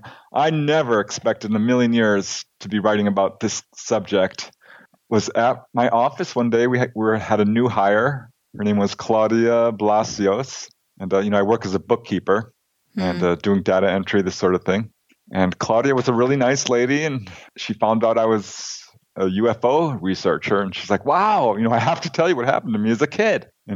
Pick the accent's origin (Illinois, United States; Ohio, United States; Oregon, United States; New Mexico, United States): Illinois, United States; Chicago; now in California, United States; I'm originally from Chicago, Illinois. Lived here in California most of my life. Got 5 brothers and sisters. So big family.